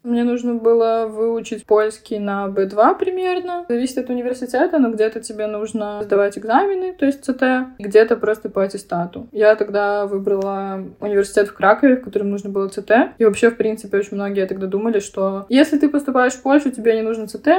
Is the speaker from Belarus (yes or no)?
yes; Belarus; moved away as an adult; also born or lived in Poznań, Poland; now in Poland; при этом знаю белорусский, но не говорю на нем, хотя я из Беларуси